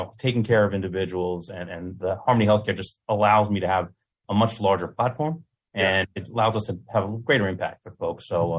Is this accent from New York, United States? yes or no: yes; Long Island, New York, United States; also born or lived in Corning, New York; I was born up in Corning, New York, and then moved down to Long Island at a young age.